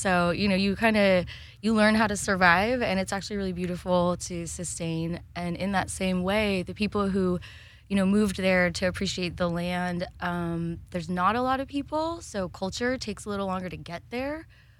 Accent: Sun Valley, Idaho, United States; moved away as an adult; also born or lived in California / Humboldt County, California; now in Humboldt, United States; I'm actually born and raised in Sun Valley, Idaho.

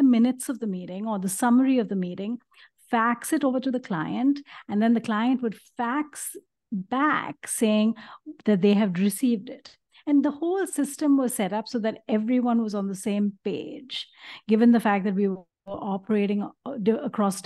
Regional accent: Mumbai, Maharashtra, India; moved away as an adult; now in United States; I was born in Bombay, India, and I grew up in a traditional middle-class home

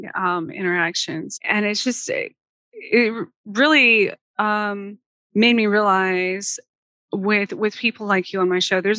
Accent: Gila wilderness, southwestern New Mexico, United States; also born or lived in Roswell, New Mexico; now in Kansas, United States; I was born outside of Roswell, but then we moved to the southwestern corner. I was in the middle of the Gila wilderness for most of the younger part of my childhood.

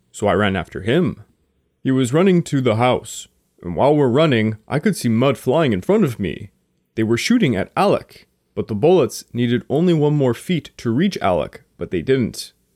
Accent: Quebec, Canada; I'm from Quebec, Canada, and it gets really bad here

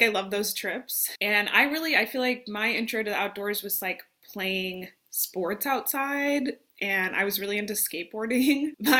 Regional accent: Las Vegas, Nevada, United States; moved away as an adult; also born or lived in Phoenix, Arizona / Minneapolis, Minnesota; now in Arkansas, United States; I'm here in Arkansas by way of Minnesota, but I'm originally from Vegas, and like trying to kind of give that history. But yeah, I moved to Minneapolis, Minnesota in 2015. to go to grad school.

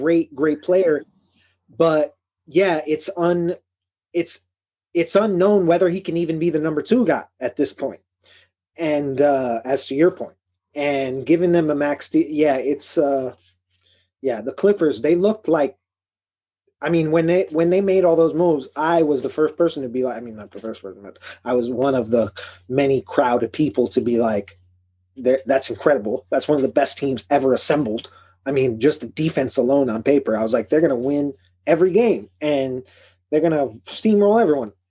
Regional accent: Chicago, Illinois, United States; moved away; also born or lived in Boston; from Chicago

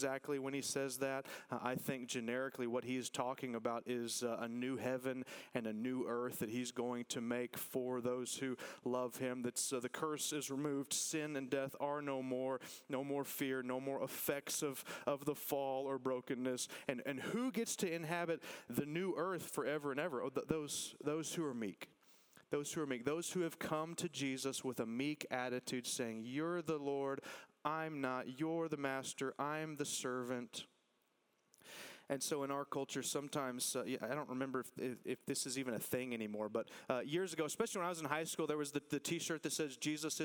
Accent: Texas, United States; listen, I love being a Texan

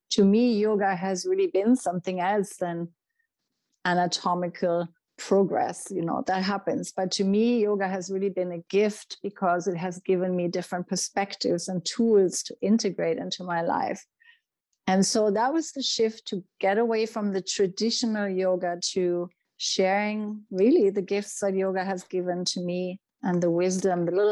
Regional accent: Germany; moved away; When I went to my first yoga classes, I remember you know, I came from Germany and, you know, the German mentality is very much about making things happen.

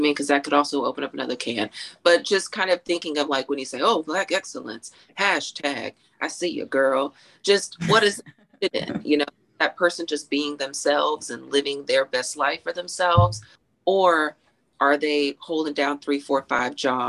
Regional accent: Texas, United States; I'm from Texas

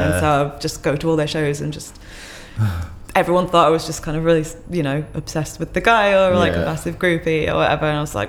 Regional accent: South East England, United Kingdom

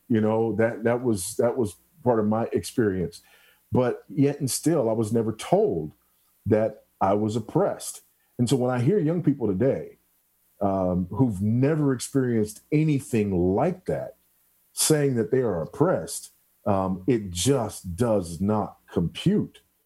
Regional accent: Los Angeles, California, United States; also born or lived in Houston, Texas; now in Zambia; I'm just a kid from South Central LA, you know. I was born and raised in South Central for the most part

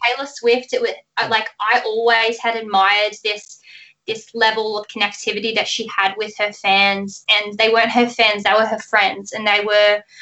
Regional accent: Melbourne, Victoria, Australia; where I grew up, um, Melbourne, Australia is right at the bottom of, of Australia. So that's where I've grown up

